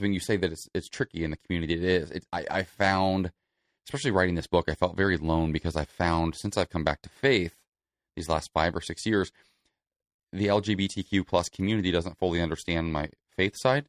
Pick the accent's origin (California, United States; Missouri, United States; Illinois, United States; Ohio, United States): Ohio, United States; Celina; now in Los Angeles, United States; Salina, Ohio. It's a small farming community in Northwest Ohio.